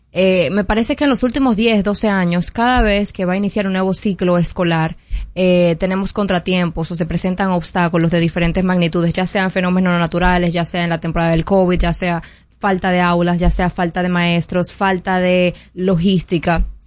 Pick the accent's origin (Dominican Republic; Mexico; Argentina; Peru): Dominican Republic; nosotros como dominicanos